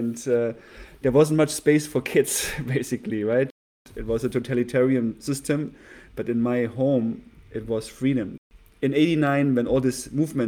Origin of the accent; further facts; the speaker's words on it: Leipzig, Saxony, Germany; was born in Leipzig, East Germany.